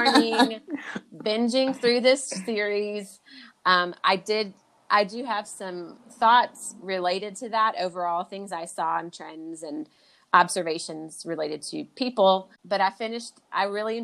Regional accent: United States; as an American

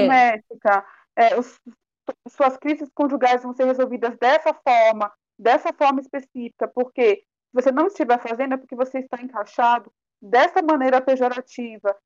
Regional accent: Northeast Region, Brazil; eu sou nordestina

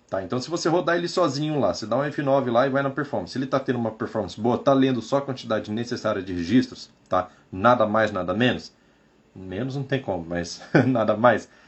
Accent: São Benedito, Ceará, Brazil; Sou de São Benedito, Ceará.

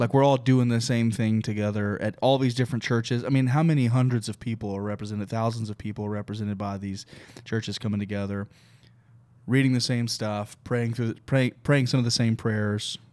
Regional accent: Oklahoma, United States; now in Texas, United States; I grew up in Oklahoma

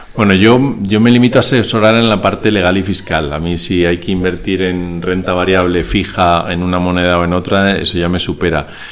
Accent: Spain; also born or lived in Venezuela; yo soy mitad español y mitad venezolano

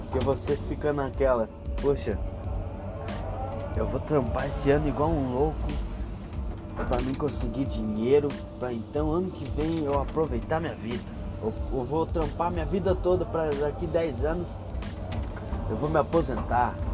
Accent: Rio Grande do Sul, Brazil; Porra, sou suspeito para falar, né? Sou gaúcho.

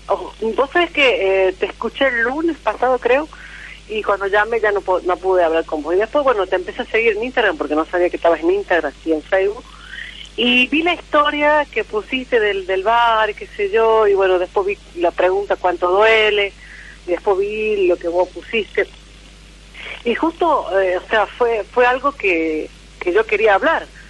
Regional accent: La Rioja, Argentina; also born or lived in Córdoba; De La Rioja.

